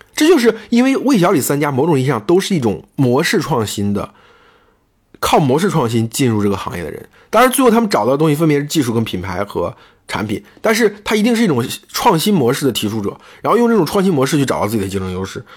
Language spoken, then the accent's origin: Chinese; China; 我们中国人